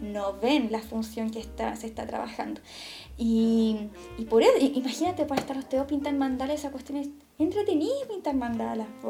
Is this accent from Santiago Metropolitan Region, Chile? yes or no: yes; Santiago, Santiago Metropolitan Region, Chile; yo soy de Santiago